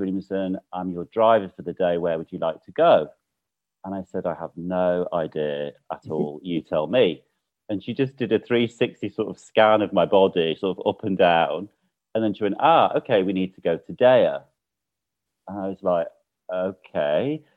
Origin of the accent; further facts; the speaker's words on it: United Kingdom; now in Mallorca, Spain; for me as a Brit